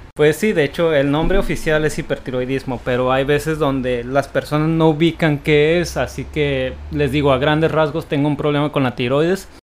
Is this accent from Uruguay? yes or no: no; Tijuana, Baja California, Mexico; soy originario de Tijuana y radico en esta ciudad